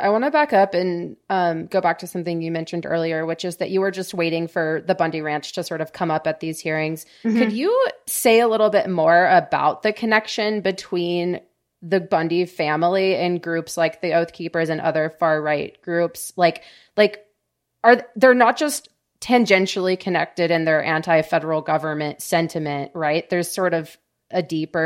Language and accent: English; Waco, Texas, United States; my hometown